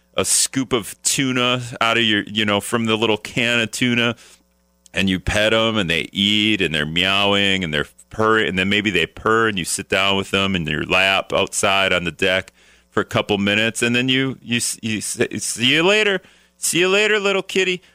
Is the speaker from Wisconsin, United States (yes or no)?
yes; Appleton, Wisconsin, United States; also born or lived in Green Bay, Wisconsin; now in Minnesota, United States; I'm from Appleton, so I grew up going to Lambeau all the time